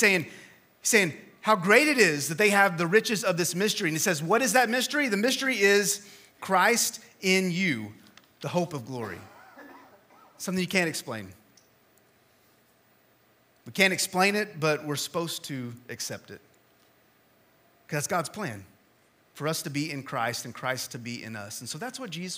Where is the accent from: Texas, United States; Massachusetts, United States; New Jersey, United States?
Texas, United States; West; moved away; I am from West Texas, and so we understand that heat back there, but we don't understand the humidity.